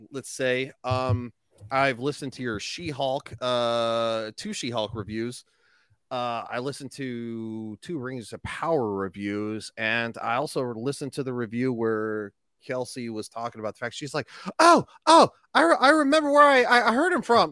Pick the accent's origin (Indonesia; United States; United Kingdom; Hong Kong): United States; Grand Junction, Colorado; I'm a simple man from Grand Junction